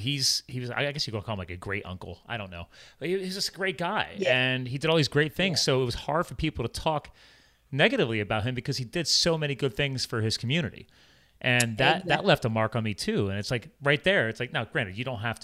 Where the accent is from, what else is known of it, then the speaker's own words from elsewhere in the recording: New Jersey, United States; also born or lived in central Pennsylvania; I grew up as a farm kid. I was born in New Jersey. My dad had a dairy farm. My dad and my brother to this day are organic cattle brokers and transporters in central Pennsylvania.